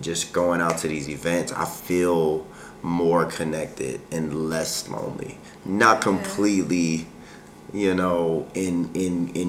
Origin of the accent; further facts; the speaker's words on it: Baltimore, Maryland, United States; now in Hawaii, United States; I grew up in Baltimore